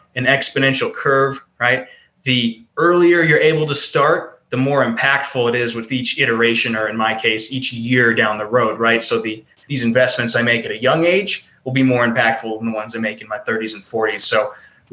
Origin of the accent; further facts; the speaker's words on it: Ohio, United States; I grew up in Ohio, in a very rural part of Ohio